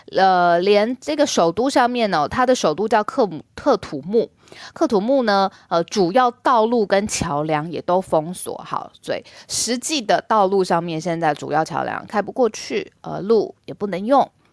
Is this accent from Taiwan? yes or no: yes; Taiwan; 我自己身为台湾人